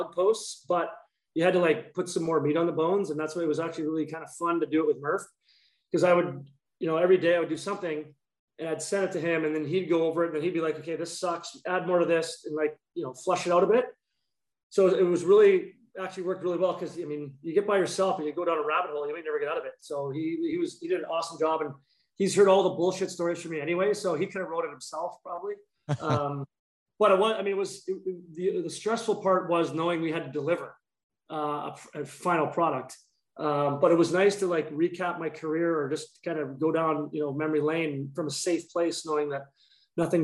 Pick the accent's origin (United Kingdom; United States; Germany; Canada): Canada; Dryden, Ontario; moved away; we grew up in Dryden, Ontario